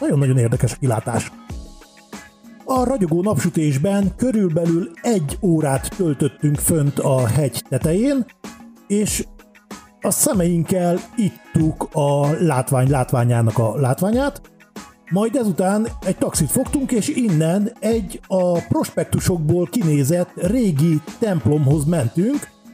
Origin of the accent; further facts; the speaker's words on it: Hungary; olyan magyarként